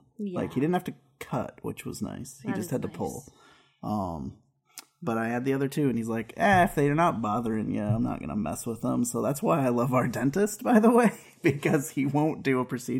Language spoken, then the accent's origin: English; West Coast, United States; So we're from the West Coast.